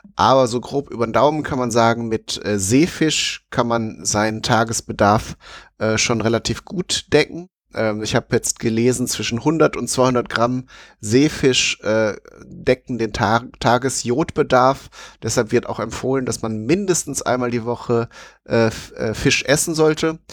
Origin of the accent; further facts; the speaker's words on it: Alpine region, Southern Germany, Germany; bei uns in Süddeutschland, also im Alpenraum